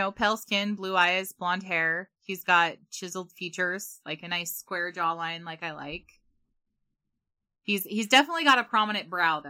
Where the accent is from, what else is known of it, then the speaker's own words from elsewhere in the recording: West Valley City, Utah, United States; because you and I, we're from the Dub V. And there are a lot of juggalos and juggalettes in our hometown.